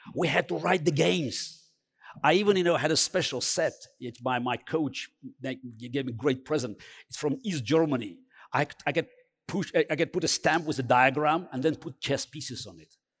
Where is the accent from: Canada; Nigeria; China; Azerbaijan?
Azerbaijan; Baku; English is a second language; moved away; I grew up in Baku